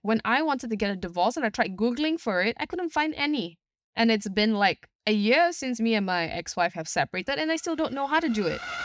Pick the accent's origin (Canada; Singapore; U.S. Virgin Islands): Singapore; I'm from Singapore itself